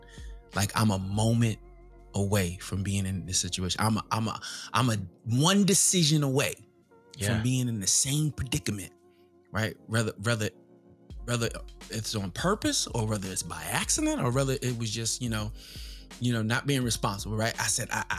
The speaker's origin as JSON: {"language": "English", "area": "Long Island", "region": "New York", "country": "United States", "tie": "born or raised there", "said": "growing up in Long Island, New York"}